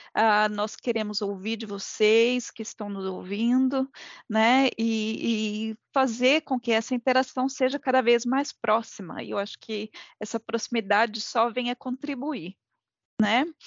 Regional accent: Brazil; somos brasileiros com muito orgulho

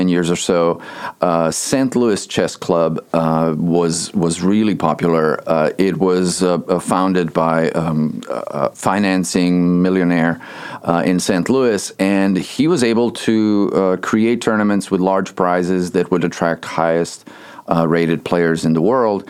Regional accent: Bosnia & Herzegovina; moved away; I grew up in Bosnia, Bosnia-Herzegovina, back in Europe.

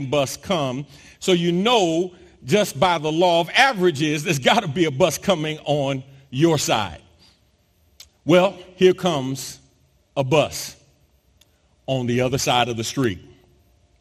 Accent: New York City, New York, United States; now in Texas, United States; growing up in New York City, I'm used to and familiar with public transportation

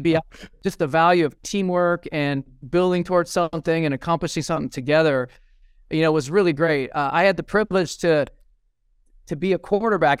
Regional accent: Fresno, California, United States; also born or lived in Redwood City, California; I was actually born in Redwood City, which is, uh, up near Cupertino, and, uh, so my family moved to Fresno, California

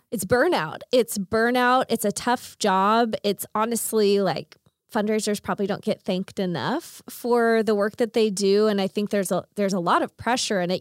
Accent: Chickasha, Oklahoma, United States; I grew up in Chickasha

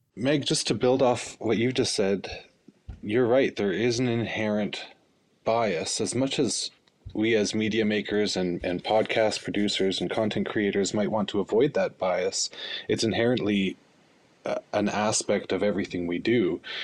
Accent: Fort Smith, Northwest Territories, Canada; now in Edmonton, Canada; I'm from Fort Smith, Northwest Territories

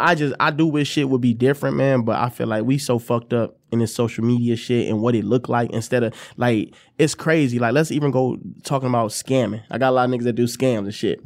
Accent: Ypsilanti, Michigan, United States; also born or lived in Detroit, Michigan; I'm from Ipsy, you know, I, I lived, you know, I went to Lincoln High School

